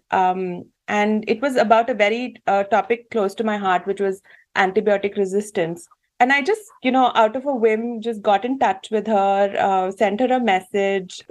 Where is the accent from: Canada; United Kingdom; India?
India; moved away as an adult; also born or lived in Germany; now in Switzerland; I grew up in India and I moved to uh, Germany about 15 years ago to pursue my PhD in biochemistry, after which I moved to Switzerland